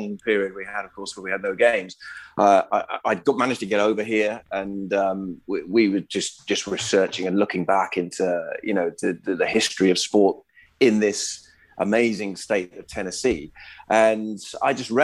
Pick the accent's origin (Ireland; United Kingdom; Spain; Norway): United Kingdom; England; moved away as an adult; now in United States; we always call it ice hockey in England because we have field hockey as well